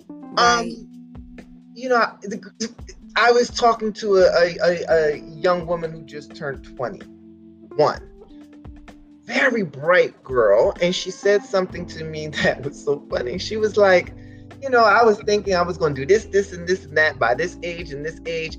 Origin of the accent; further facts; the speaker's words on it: Camden, New Jersey, United States; that is where i was born and raised